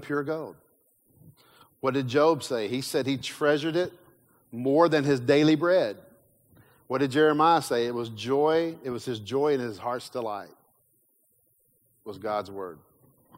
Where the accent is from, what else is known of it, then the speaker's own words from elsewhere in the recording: Kentucky, United States; I grew up in Kentucky